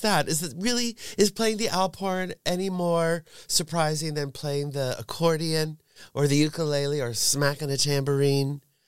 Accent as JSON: {"language": "English", "region": "suburbs of New York", "country": "United States", "tie": "born or raised there", "also_born_or_lived": "San Francisco", "moved": "as an adult", "lives_now": "Berlin, Germany", "said": "I grew up in the suburbs of New York, forty minutes north of Manhattan"}